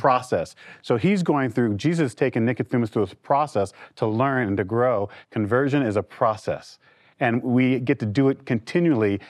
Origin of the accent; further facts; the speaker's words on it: New York City, New York, United States; I'm a product of a foster care system in New York City. I was raised in the Jones family.